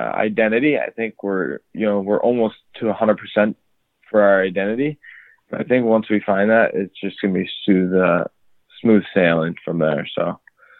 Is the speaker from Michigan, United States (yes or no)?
yes; Washington Township, Michigan, United States; I'm from Washington Township, Michigan. It's about an hour north of Detroit.